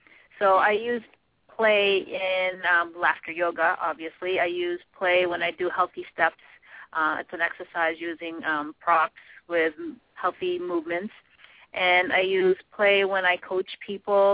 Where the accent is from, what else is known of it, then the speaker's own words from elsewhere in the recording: Boston, Massachusetts, United States; also born or lived in Philippines; I grew up really in the city here, so in the Boston area, but I was born in the Philippines